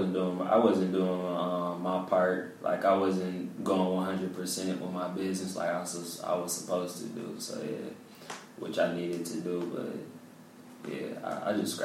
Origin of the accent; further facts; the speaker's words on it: Pontiac, Michigan, United States; I'm from Pontiac